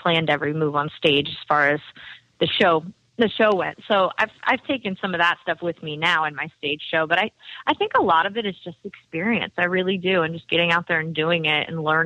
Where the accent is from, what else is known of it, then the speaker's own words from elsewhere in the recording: New Orleans, Louisiana, United States; now in Nashville, United States; I grew up in New Orleans